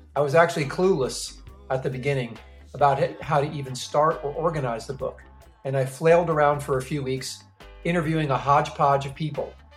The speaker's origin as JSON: {"language": "English", "town": "New York City", "region": "New York", "country": "United States", "tie": "born or raised there", "said": "I grew up in the New York City ska scene"}